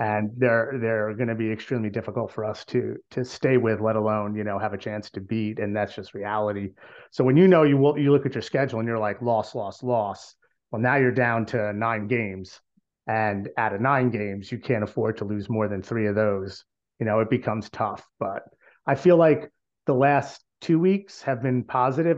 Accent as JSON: {"language": "English", "region": "New Jersey", "country": "United States", "said": "We're from New Jersey"}